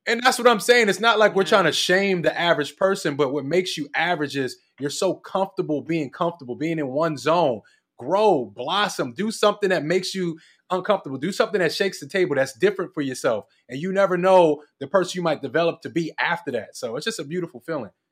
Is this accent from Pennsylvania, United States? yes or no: yes; Philadelphia, Pennsylvania, United States; now in Los Angeles, United States; I'm from Philly